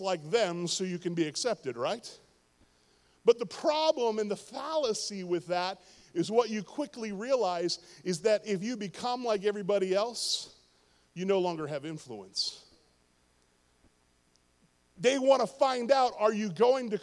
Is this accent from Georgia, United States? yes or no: no; Pittsburgh, Pennsylvania, United States; Pittsburgh, my hometown